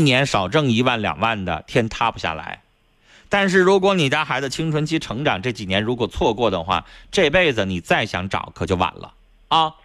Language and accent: Chinese; Northeast China, China; accent: Northeastern; 我们东北话